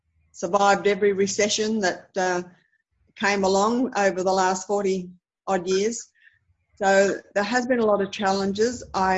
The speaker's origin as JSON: {"language": "English", "town": "Berkeley", "region": "New South Wales", "country": "Australia", "tie": "born or raised there", "said": "I grew up in Berkeley. I went to Berkeley High School."}